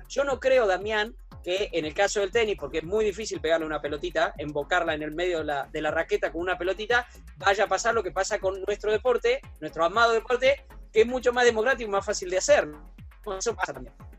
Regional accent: Puan, Buenos Aires Province, Argentina; nací en Puana, 600 kilómetros, soy bonaerense, bonaerense de nacimiento, bonaerense de residencia

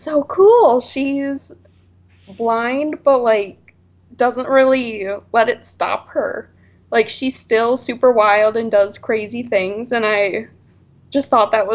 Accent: Wisconsin, United States; moved away as an adult; now in Arizona, United States; I'm from Wisconsin, but I live in Arizona now.

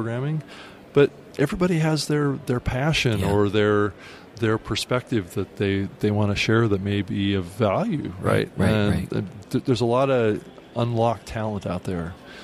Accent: Seattle, Washington, United States; I'm from Seattle

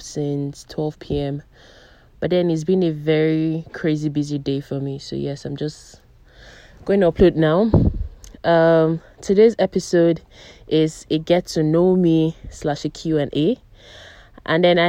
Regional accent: Umuahia, Abia, Nigeria; also born or lived in Abuja; my hometown is Umuahia. I'm from Abia State, Umuahia.

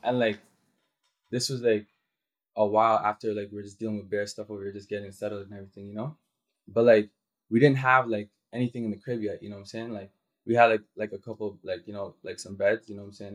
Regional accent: Toronto, Ontario, Canada; also born or lived in Dallas, Texas; I'm from Scarborough

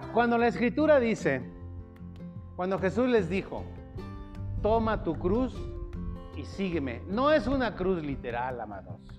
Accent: Mexico City, Mexico; moved away; en mi rancho, cuando yo vivía allá en el DF

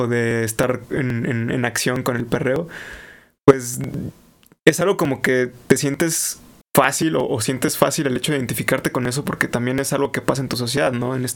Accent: Mexico; yo les dije, no, soy de México y la, y la madre

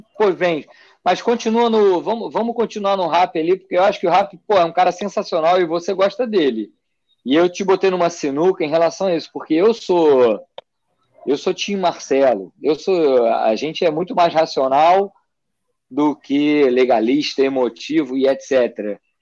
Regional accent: Rio de Janeiro, Brazil; eu vim do Rio de Janeiro

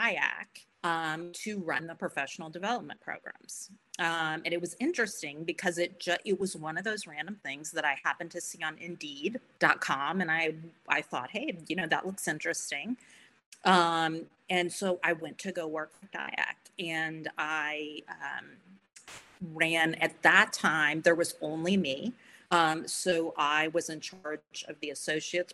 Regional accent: Florida, United States; I grew up in Florida

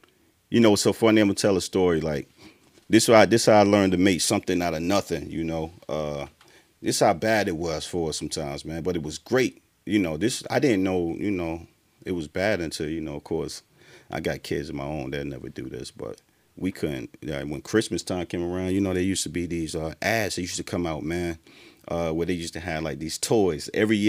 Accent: Durham, North Carolina, United States; Durham, Bull City, born and raised.

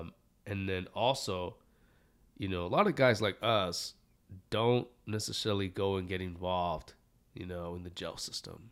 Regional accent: Santa Ana, California, United States; me growing up in Santa Ana

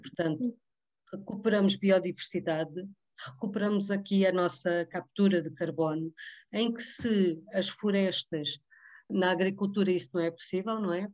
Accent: Vila Franca de Xira, Lisbon, Portugal; Eu também sou, sou do Ribatejo também, sou de, de, da zona de Vila Franca de Xira

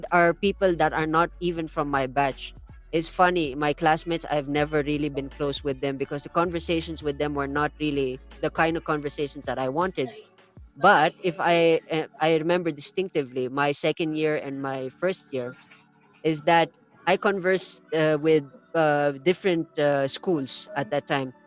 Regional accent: India; I grew up in India

